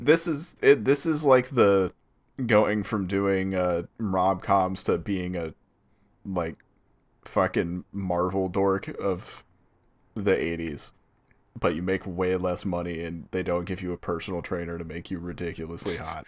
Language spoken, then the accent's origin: English; Atlanta, Georgia, United States; we're all from Atlanta